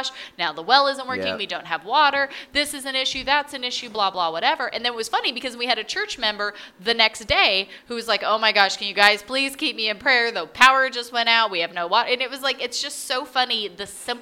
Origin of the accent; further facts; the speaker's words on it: United States; I'm saying that me as an American